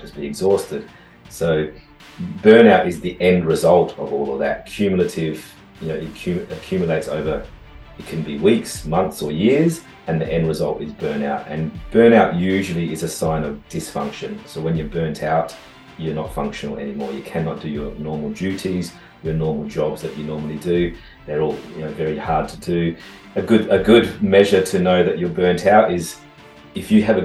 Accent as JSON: {"language": "English", "town": "Adelaide", "region": "South Australia", "country": "Australia", "tie": "born or raised there", "said": "I grew up in South Australia, beach sort of side, Henley Beach, Grange Beach area"}